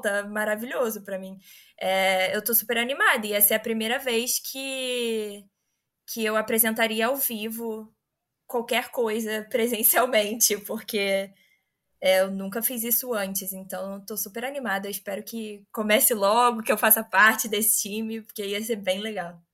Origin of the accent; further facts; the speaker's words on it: Rio de Janeiro, Brazil; Eu sou do Rio